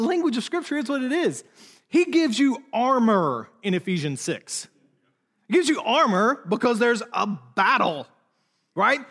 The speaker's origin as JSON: {"language": "English", "country": "United States", "also_born_or_lived": "Charlotte, North Carolina, United States", "said": "as an American"}